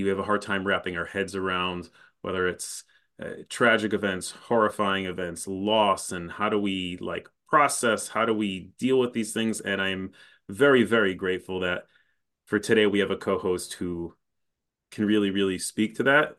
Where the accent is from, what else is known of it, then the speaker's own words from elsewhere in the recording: Chicago, Illinois, United States; I'm from Chicago